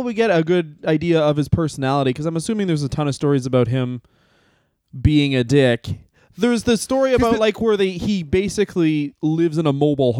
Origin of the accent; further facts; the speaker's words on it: Southern Ontario, Canada; I grew up in Southern Ontario, in Canada